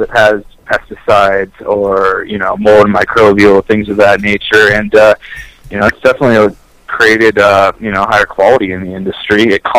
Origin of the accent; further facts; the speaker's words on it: California, United States; it was a lot easier growing up in California